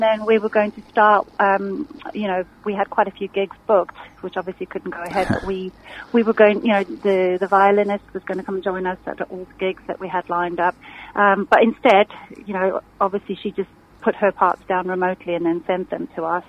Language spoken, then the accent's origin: English; South Africa; moved away as an adult; now in Surrey, United Kingdom; I'm originally from South Africa about 20 years ago